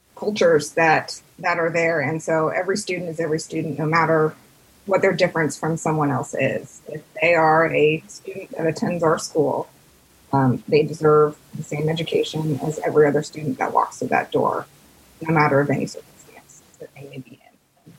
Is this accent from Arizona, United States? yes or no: no; Carmel, Indiana, United States; also born or lived in Washington, D.C.; I grew up in Carmel, Indiana